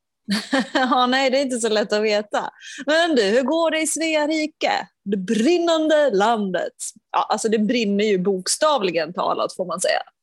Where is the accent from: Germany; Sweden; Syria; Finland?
Finland